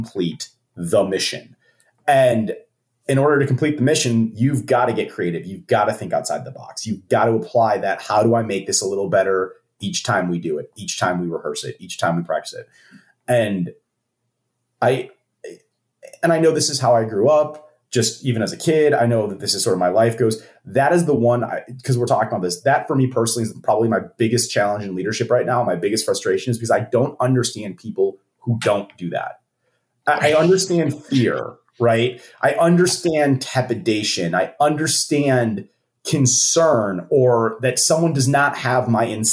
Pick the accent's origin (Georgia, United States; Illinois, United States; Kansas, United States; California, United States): Illinois, United States; Chicago; moved away; I grew up in Chicago